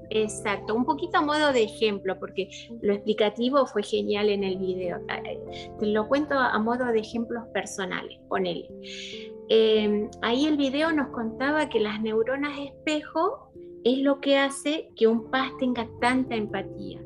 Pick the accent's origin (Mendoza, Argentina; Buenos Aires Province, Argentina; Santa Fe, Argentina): Mendoza, Argentina; moved away as an adult; also born or lived in La Plata / Houston / Mexico / Venezuela; now in Miami, United States; nací en Mendoza, eh, después de grandes eh, nos fuimos a vivir a La Plata